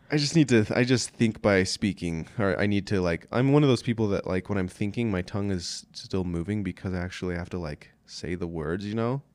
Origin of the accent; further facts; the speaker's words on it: Meeker, Colorado, United States; I grew up in Meeker, Colorado.